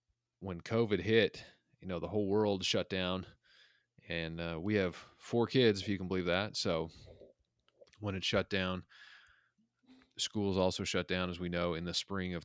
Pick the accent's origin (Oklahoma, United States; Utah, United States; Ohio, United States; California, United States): Utah, United States; So I grew up in the Mountain West, in a suburb of Salt Lake City. And where I grew up was kind of like more of a working class place.